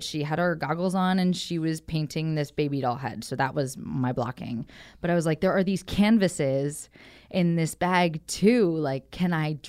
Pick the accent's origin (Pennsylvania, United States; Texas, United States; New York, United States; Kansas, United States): Pennsylvania, United States; Philadelphia; we're playing Philadelphia, which is my hometown